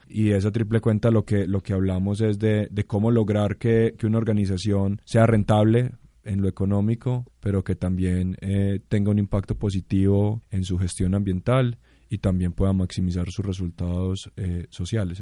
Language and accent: Spanish; Colombia